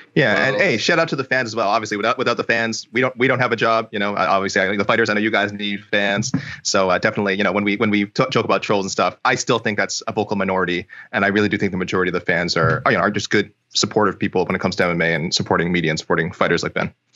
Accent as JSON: {"language": "English", "country": "Canada", "said": "I'm Canadian"}